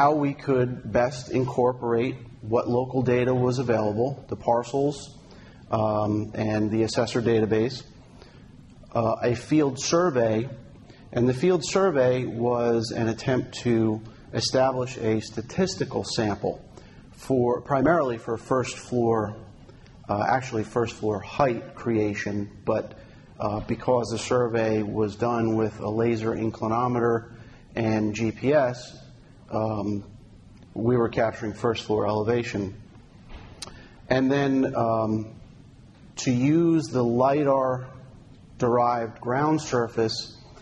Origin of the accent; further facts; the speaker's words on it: New Jersey, United States; New Jersey, my home state.